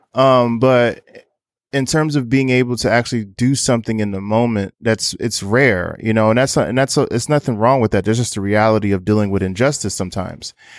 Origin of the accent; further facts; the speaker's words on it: Newark, New Jersey, United States; now in Brooklyn, New York, United States; based out of Brooklyn, New York, but I'm originally from Newark, New Jersey.